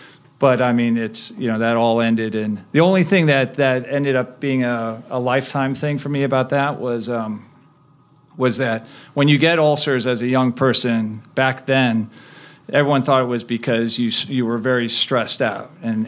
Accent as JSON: {"language": "English", "town": "Chicago", "region": "Illinois", "country": "United States", "tie": "born or raised there", "also_born_or_lived": "Cleveland, Ohio", "said": "I was born in Cleveland, Ohio, and I grew up in the Midwest. I, you know, spent most of my growing up years in the Chicago area."}